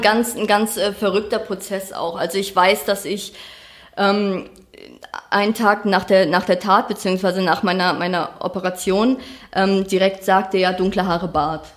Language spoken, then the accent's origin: German; far north of Schleswig-Holstein, Germany; Ich bin auf dem Dorf aufgewachsen. Das war ähm, ganz weit oben in Schleswig-Holstein